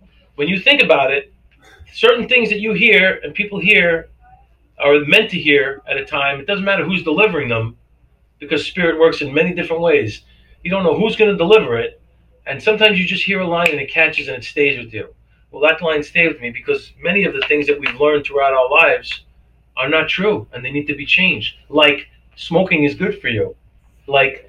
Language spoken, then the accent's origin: English; New York City, New York, United States; also born or lived in Brooklyn, New York / Brick, New Jersey / Lakewood, New Jersey; now in Cape Coral, United States; I was born in Brooklyn, New York. Yeah. In 1962. We moved to Staten Island, New York in 1967. Then I moved to Brick, New Jersey.